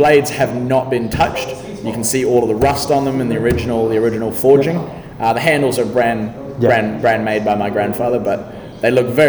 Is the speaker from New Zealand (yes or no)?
yes; New Zealand; born there; I was born in New Zealand, but I had to come back for this.